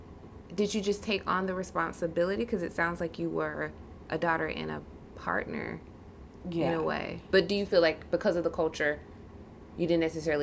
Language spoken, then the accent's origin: English; United States; being Black American, I guess. Like, being born here